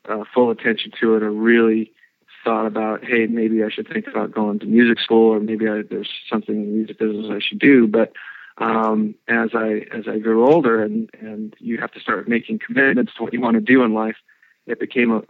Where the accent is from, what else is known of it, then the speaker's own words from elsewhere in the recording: Long Beach, California, United States; I grew up in Long Beach, California